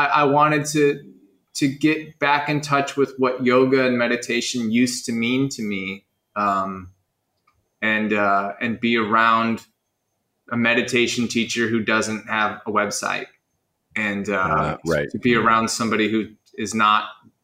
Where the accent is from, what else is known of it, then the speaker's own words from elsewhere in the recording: Chicago, Illinois, United States; also born or lived in Los Angeles; now in Bali, Indonesia; I'm from Chicago. I moved to Los Angeles and spent 10 years in Los Angeles